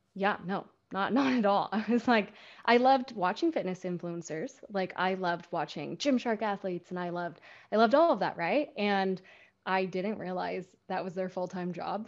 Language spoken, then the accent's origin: English; Seattle, Washington, United States; moved away as an adult; now in Huntington Beach, United States; growing up in Seattle, you're still by the Puget Sound